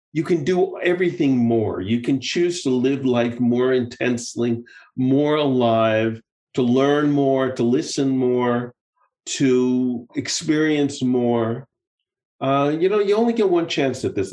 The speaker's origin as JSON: {"language": "English", "country": "United States", "moved": "yes", "lives_now": "Israel", "said": "having lived abroad for so many years now, you know, I'm still very much of an American, but I'm also, you know, I'm an American"}